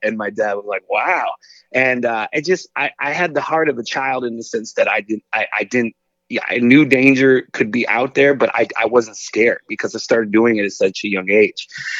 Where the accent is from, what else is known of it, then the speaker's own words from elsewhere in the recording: Northern United States, United States; we live in the South now. I grew up in the North. Like, it was culture shock when I moved here.